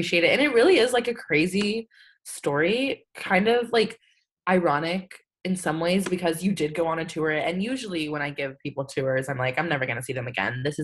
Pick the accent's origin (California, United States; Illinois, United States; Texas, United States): Texas, United States; San Antonio; also born or lived in Austin, Texas; I'm from San Antonio, Texas.